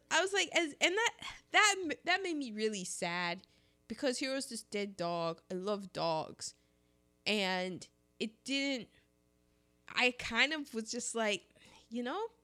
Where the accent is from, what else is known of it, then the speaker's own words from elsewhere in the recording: United States; I'm an American.